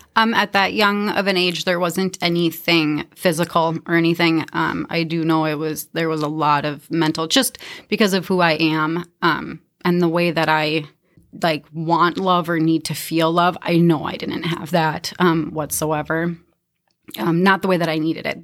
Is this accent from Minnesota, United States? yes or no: yes; Minnesota, United States; also born or lived in Canby, Minnesota; I grew up in Browardville, Minnesota. I consider that home